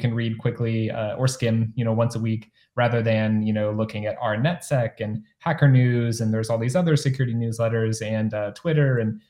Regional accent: Ohio, United States; moved away as an adult; also born or lived in Cleveland, Ohio; now in San Francisco Bay Area, United States; I grew up in the Midwest, largely in Ohio

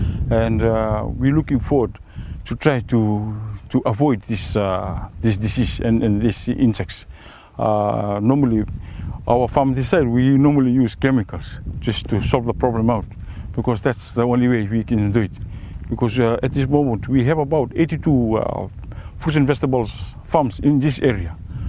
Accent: Fiji; also born or lived in Sigatoka Valley, Fiji; now in Sigatoka, Fiji; I'm originally from Telebu. At the moment, I'm residing in the Nambitu settlements in the east bank of Sigatoka.

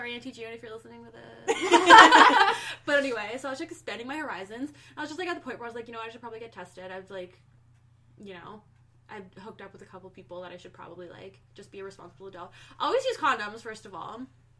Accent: Cobourg, Ontario, Canada; also born or lived in Oshawa, Ontario; I grew up in Coburg.

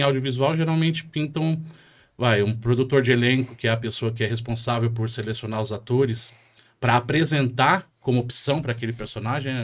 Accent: Jandira, São Paulo, Brazil; moved away as an adult; now in São Paulo, Brazil; Eu também sou de periferia, eu cresci em Jandira, Itapevi, ali naquele meio, na década de 90

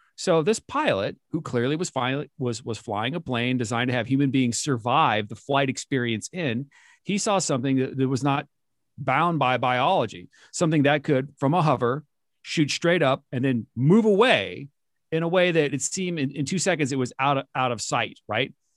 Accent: San Diego, California, United States; I grew up in San Diego

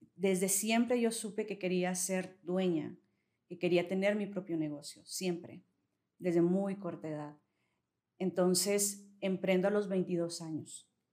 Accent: Saltillo, Coahuila, Mexico; soy aquí de Saltillo

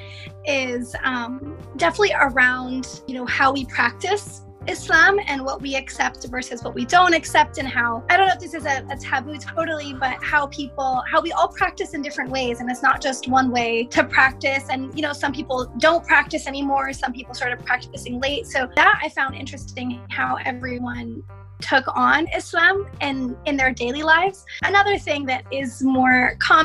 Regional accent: United States; growing up in the West and figuring out, you know, am I American? Am I Egyptian?

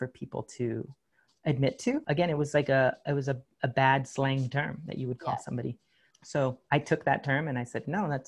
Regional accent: San Diego, California, United States; also born or lived in Rosarito, Mexico; I'm from San Diego

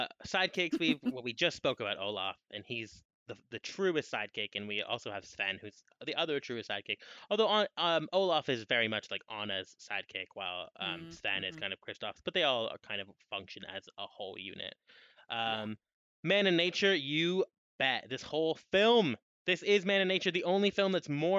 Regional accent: Canada; As a Canadian

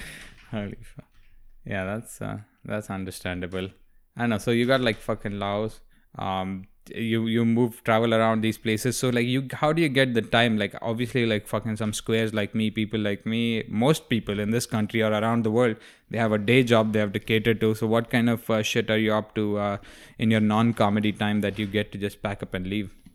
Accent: India; moved away; I didn't grow up in the Middle East, if you're asking that. I grew up in India.

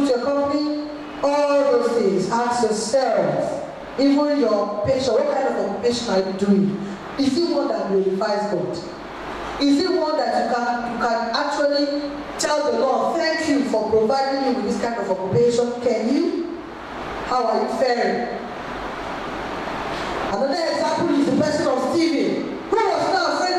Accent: Kaduna State, Nigeria; Growing up in Kaduna State, Nigeria

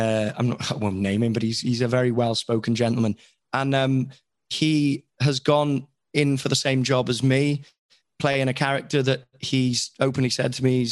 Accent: Wales, United Kingdom; I'm Welsh.

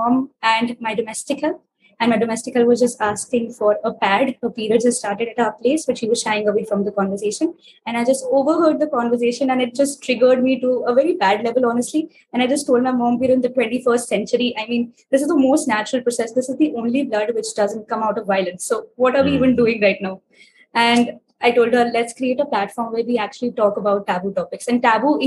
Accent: New Delhi, Delhi, India; I'm from New Delhi, India

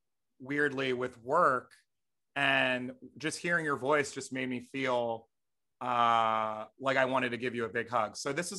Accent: New Jersey, United States; growing up in Jersey

